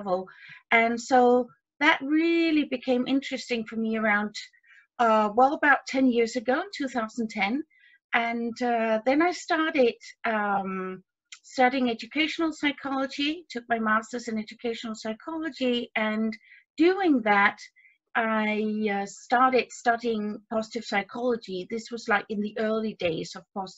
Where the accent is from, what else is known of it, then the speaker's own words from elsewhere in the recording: Denmark; my background is I'm from Denmark. I live in Denmark.